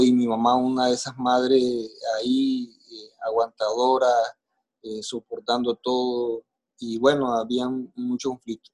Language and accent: Spanish; Maicao, La Guajira, Colombia; nací en Maicao, Guajira, aquí en Colombia